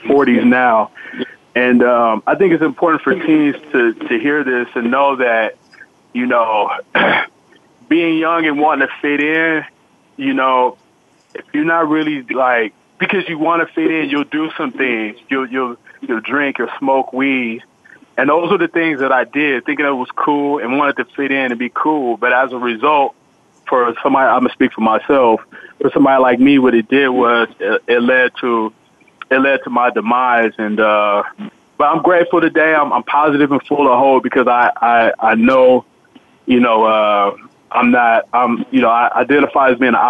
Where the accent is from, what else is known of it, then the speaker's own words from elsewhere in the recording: San Francisco, California, United States; a friend of mine I grew up with in San Francisco